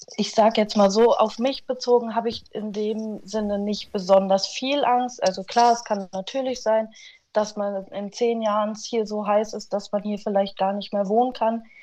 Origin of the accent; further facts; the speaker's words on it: Frankenberg, Hesse, Germany; ich sehe mich hier bei uns in Frankenberg immer noch glücklich am Arbeiten